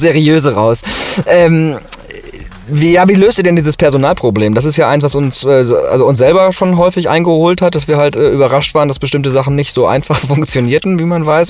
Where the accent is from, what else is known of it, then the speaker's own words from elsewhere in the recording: Ruhr area, North Rhine-Westphalia, Germany; now in Cologne, Germany; ich komme ja aus dem Ruhrgebiet eigentlich und jetzt in Köln